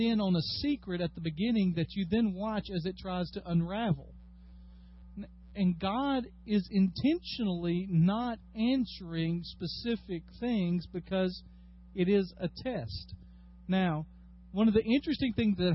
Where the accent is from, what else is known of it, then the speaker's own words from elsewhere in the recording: United States; As American Christians